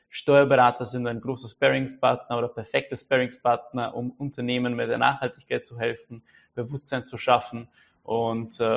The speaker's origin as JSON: {"language": "German", "country": "Czechia", "said": "Da fällt mir auch noch ein, wir haben in Tschechien, weil ich bin ja aus Tschechien, ein äh, tolles Sprichwort."}